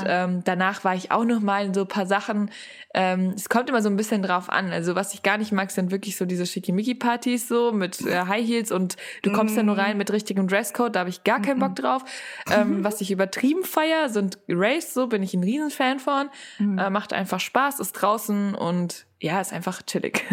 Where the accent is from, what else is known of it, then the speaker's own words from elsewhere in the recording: Frankfurt, Hesse, Germany; ich komme ja eigentlich aus Frankfurt